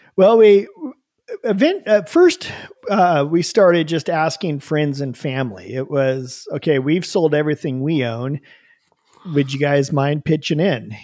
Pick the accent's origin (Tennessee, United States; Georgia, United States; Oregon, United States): Oregon, United States; Bend; also born or lived in Oahu, Hawaii; We moved back home to Bend, Oregon, moved in with my mom into her spare bedroom